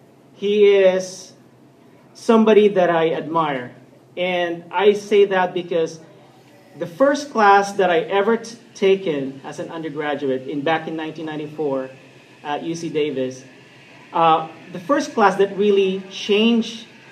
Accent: Philippines; Thank God I'm Filipino.

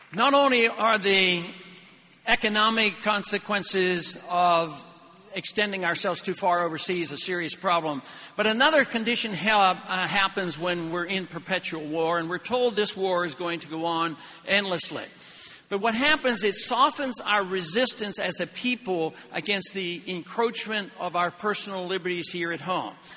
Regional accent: Pittsburgh, Pennsylvania, United States; I was raised in Pittsburgh

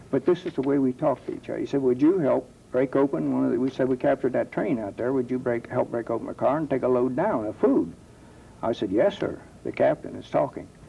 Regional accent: Dayton, Ohio, United States; I am from Dayton, born on First Street here in Dayton, Ohio, and I've lived in this area all my life

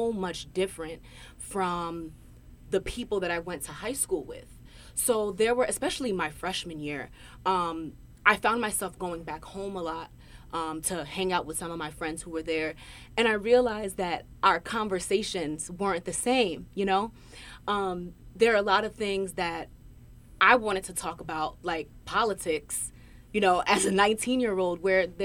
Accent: New Brunswick, New Jersey, United States; I couldn't get that back at home. So I wanted to, I just wanted to be away. I wanted to go away. I wanted to break away from New Brunswick.

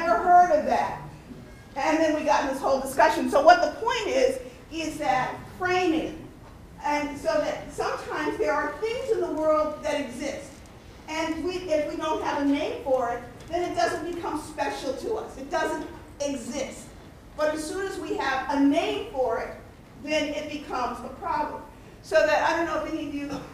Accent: Cleveland, Ohio, United States; I'm from Cleveland, Ohio.

